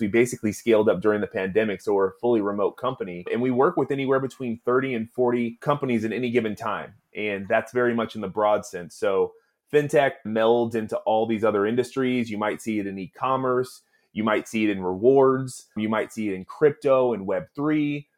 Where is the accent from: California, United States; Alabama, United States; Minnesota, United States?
California, United States; Oakland; I was born and raised in Oakland